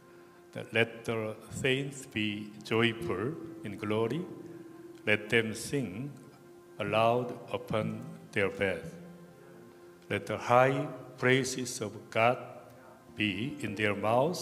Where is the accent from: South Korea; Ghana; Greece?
South Korea; I'm from South Korea.